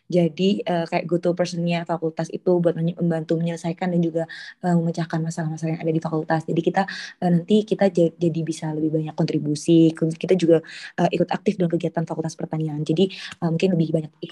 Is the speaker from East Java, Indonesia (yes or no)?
yes; Mojokerto, East Java, Indonesia; …, uh, eh, biasa dipanggil … dari Agribisnis angkatan 2020, asalnya dari uh, Mojokerto